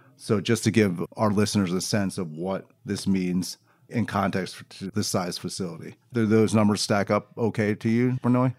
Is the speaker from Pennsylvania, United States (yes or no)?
yes; Philadelphia, Pennsylvania, United States; I'm from Philadelphia